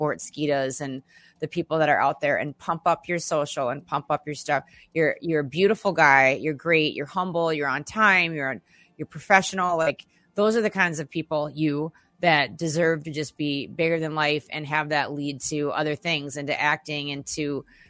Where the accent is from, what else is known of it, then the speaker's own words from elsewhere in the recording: Minneapolis, Minnesota, United States; that's my stomping grounds. I'm from Minneapolis